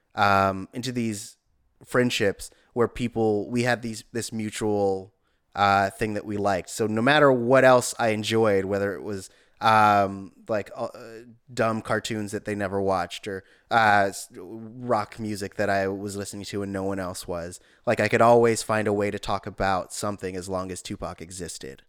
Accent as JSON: {"language": "English", "town": "East Palo Alto", "region": "California", "country": "United States", "tie": "born or raised there", "said": "in my neighborhood, I grew up in East Menlo Park"}